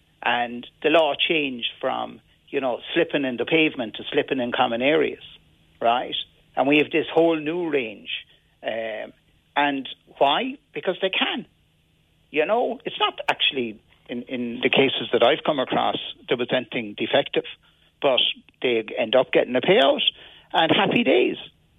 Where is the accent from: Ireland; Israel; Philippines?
Ireland; Limerick, Munster; And when I grew up in Limerick, the people I was friendly with came from every single area in Limerick.